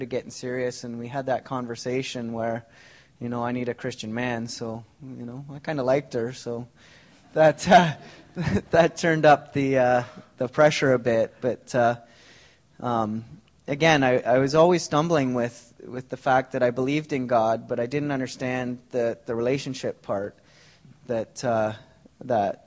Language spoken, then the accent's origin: English; Ontario, Canada; now in Langley, Canada; I didn't grow up in Langley. I grew up in Ontario